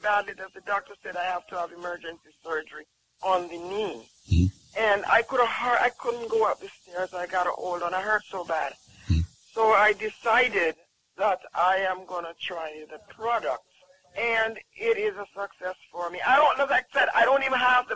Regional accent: Jamaica; I'm from Jamaica

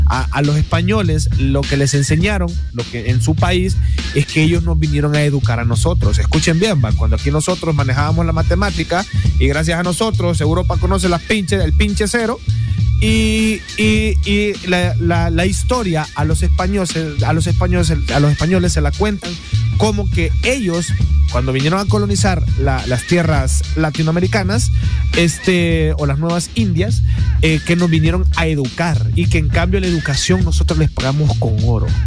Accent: Honduras; Como catrachos.

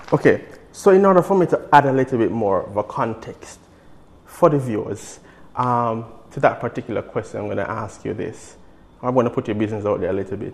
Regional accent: Jamaica; as a Jamaican

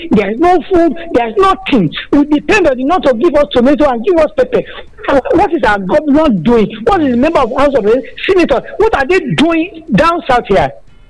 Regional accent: Nigeria; I am … from Isaliato.

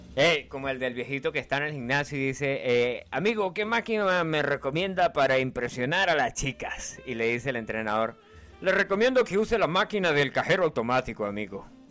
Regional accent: Venezuela; moved away; en mi país. Bueno, de hecho en Venezuela

